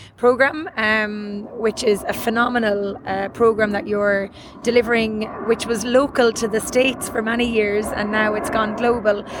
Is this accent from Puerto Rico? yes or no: no; Cork, Munster, Ireland; I'm from Cork